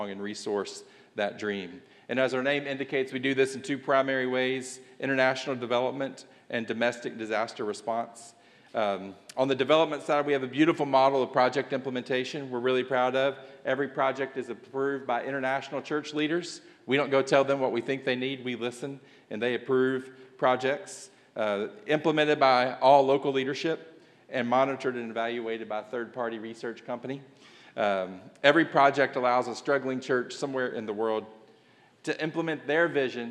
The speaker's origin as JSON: {"language": "English", "region": "Kentucky", "country": "United States", "tie": "born or raised there", "accent": "southern drawl", "moved": "as an adult", "lives_now": "Tennessee, United States", "said": "I was born and raised in Kentucky. I've lived in Tennessee for the last few years"}